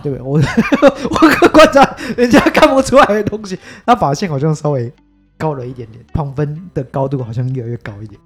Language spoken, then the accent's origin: Chinese; Tainan, Taiwan; born or raised there